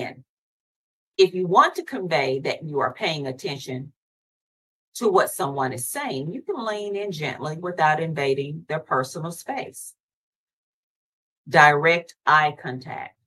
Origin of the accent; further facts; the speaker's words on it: the South, United States; I'm from the South